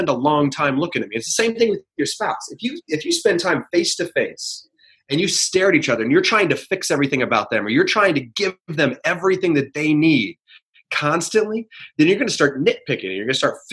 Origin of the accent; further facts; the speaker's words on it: West Lafayette, Indiana, United States; growing up in West Lafayette, Indiana, that's Purdue country